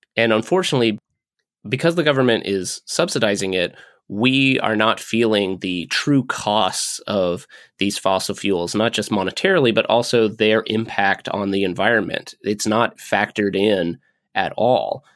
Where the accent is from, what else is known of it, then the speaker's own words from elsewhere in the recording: Kentucky, United States; my home state's senators